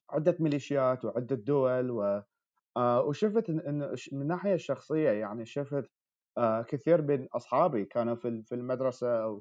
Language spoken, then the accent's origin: Arabic; Baghdad, Baghdad Governorate, Iraq; now in New York, United States; انا من مواليد 1991 آه، من محافظه باب اللي هي محافظه جنوب جنوب بغداد لكن ربيت في في في العاصمه في بغداد